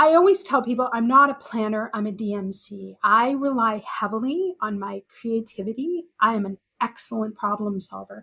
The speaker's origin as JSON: {"language": "English", "region": "Alberta", "country": "Canada", "tie": "born or raised there", "moved": "yes", "said": "I grew up in Alberta"}